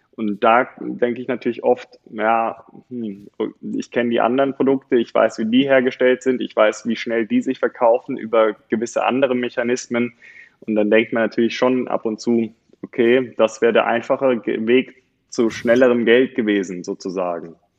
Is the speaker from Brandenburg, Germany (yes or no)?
no; Bonn, North Rhine-Westphalia, Germany; also born or lived in Cologne; now in Bergisches Land, Germany; ich habe meine Schulzeit und mein Studium in Bonn gelebt